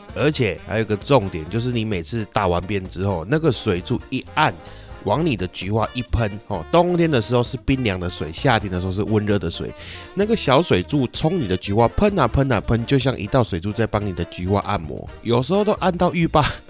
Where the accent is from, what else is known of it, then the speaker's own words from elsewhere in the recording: Taichung, Taiwan; 我们台中人